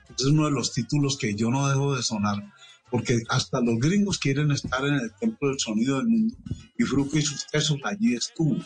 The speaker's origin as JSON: {"language": "Spanish", "town": "Medellín", "region": "Antioquia", "country": "Colombia", "tie": "born or raised there", "said": "yo soy de Medellín, de un barrio que se llama Naranjal muy cercano a la mm. Plaza de Toros, al estadio, al centro, un barrio que de niño me hizo como un periodista"}